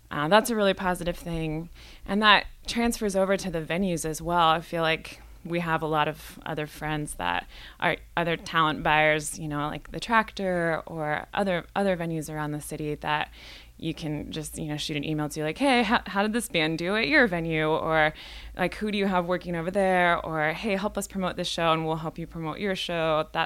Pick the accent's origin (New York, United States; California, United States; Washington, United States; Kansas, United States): Washington, United States; Indianola; now in Seattle, United States; Well, I'm from the Northwest originally, and I grew up in a little town called Indianola, which is a ferry ride away. Um, and I've been living in Seattle for the last 10 years or so